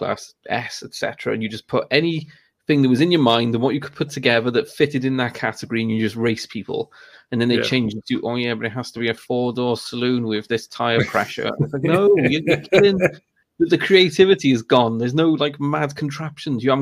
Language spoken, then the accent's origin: English; Cardiff, Wales, United Kingdom; I'm in South Wales, but I grew up in Cardiff